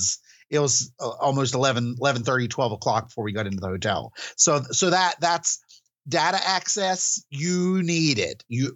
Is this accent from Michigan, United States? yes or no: no; West Virginia, United States; accent: West Virginia; It's a West Virginia howdy.